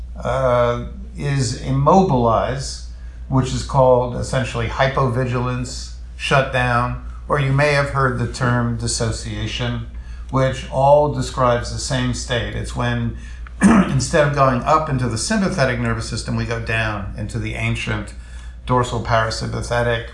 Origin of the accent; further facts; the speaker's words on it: New York City, New York, United States; I'm a Jew from the Lower East Side